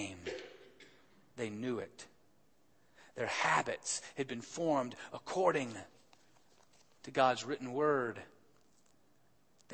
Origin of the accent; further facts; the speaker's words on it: Alabama, United States; moved away; the University of Alabama, my home state